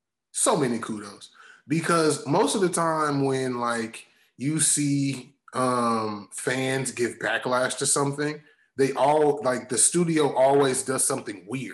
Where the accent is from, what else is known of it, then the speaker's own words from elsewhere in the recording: Atlanta, Georgia, United States; … because I'm from Atlanta.